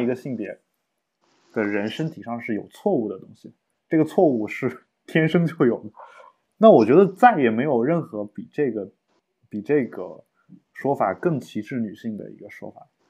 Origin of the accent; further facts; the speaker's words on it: China; 我们国家的人